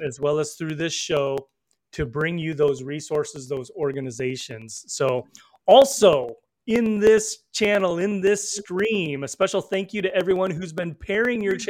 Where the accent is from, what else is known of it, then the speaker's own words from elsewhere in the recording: northern Illinois, United States; also born or lived in Seoul, South Korea; grew up in northern Illinois.